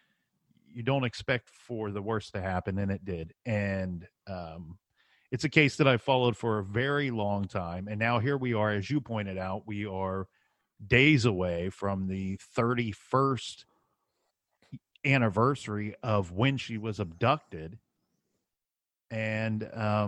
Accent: Ohio, United States; We're all from Ohio.

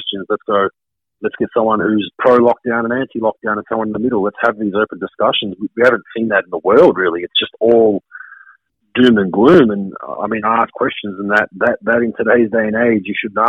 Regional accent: Melbourne, Victoria, Australia; My hometown of Melbourne, Australia

